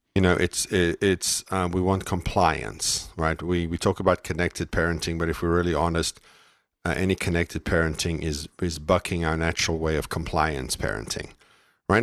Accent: South Africa; moved away; I'm from, I was raised in South Africa.

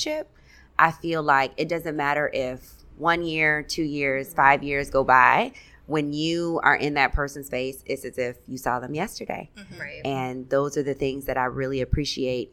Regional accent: Alton, Illinois, United States; moved away as an adult; also born or lived in DeKalb, Illinois / Minnesota / Abu Dhabi; I'm from Alton, Illinois. So when I was living in Alton, I was there

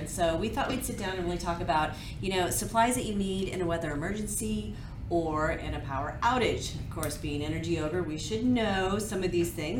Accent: Kansas City, Missouri, United States; also born or lived in Dallas, Texas; now in Houston, United States; I'm from Kansas City, Missouri, so I get tornadoes

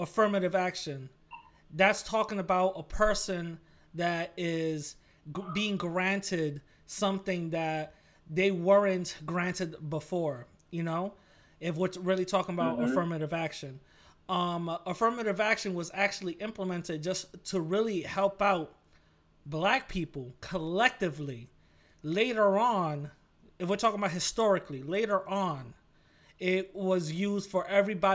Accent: New York, United States; I'm from New York

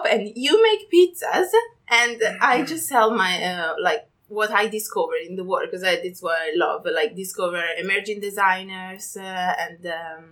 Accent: Milan, Lombardy, Italy; English is a second language; moved away as an adult; now in London, United Kingdom; I was coming from Milan, which is still a big city

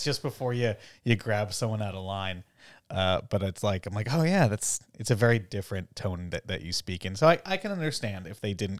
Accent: Michigan, United States; I'm from Michigan, so you know, that's that's what I got.

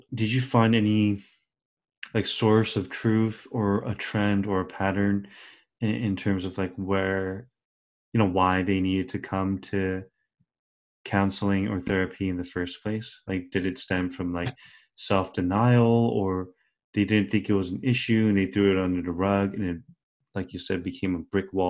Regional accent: United States; my brother and I were raised in America our entire lives, or like most of our lives

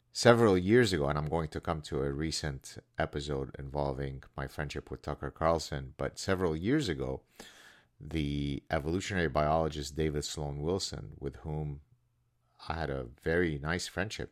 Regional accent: Lebanon; moved away; my cousin, who was my closest friend growing up in Lebanon

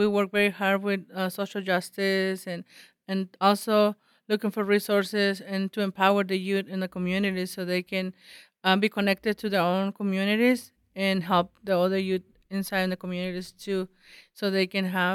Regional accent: San José de la Zorra, Baja California, Mexico; I grew up in the San Jose de la Zorra

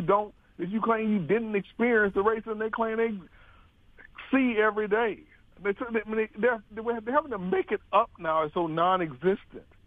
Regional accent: Mobile, Alabama, United States; I grew up in the South, in Mobile

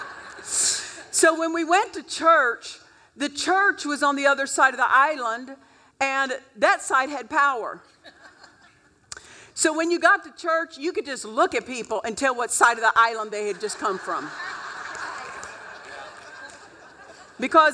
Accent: Oklahoma, United States; I grew up in Oklahoma

